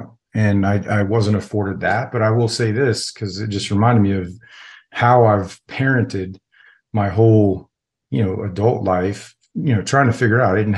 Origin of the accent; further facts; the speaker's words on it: Florida, United States; also born or lived in New York / Virginia; I was born in Central Florida, but the common theme throughout my whole childhood was there was no stability when it came to planting roots anywhere. Like, I think I moved from Florida to New York, and then New York to Virginia for a while, and then back to Florida for all high school.